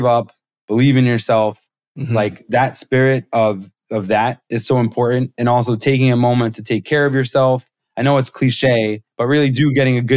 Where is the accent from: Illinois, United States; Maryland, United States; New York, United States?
New York, United States; I'm from New York